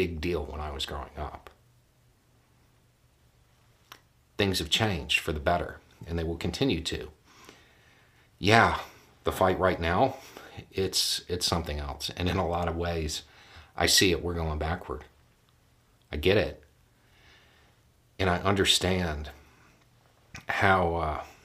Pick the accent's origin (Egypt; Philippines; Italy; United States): United States; the South; I grew up in the South.